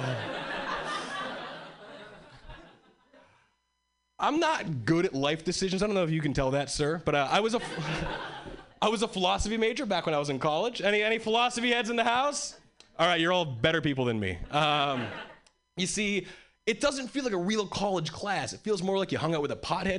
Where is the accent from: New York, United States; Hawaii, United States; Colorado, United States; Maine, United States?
Hawaii, United States; moved away as an adult; now in Boston, United States; I was born and raised in Hawaii, and three years ago, I moved to Boston.